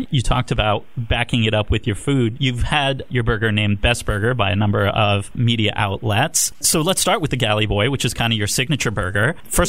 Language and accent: English; North Canton, Ohio, United States; I'm originally from North Canton, and so I'm very close to the Swensons that you created out there.